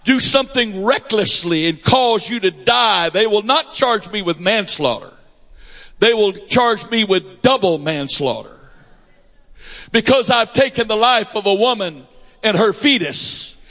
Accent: United States; I'm an American. I was born in a naval hospital

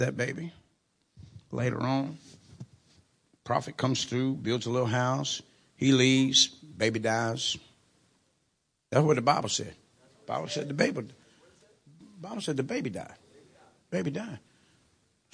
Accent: Louisiana, United States; moved away; I'm originally from Louisiana, so I'm going to say like we say down in Louisiana

